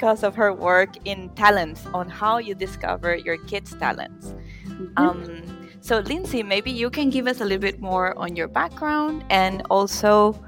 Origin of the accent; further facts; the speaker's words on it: Venezuela; now in Germany; I'm Venezuelan, but I live in Germany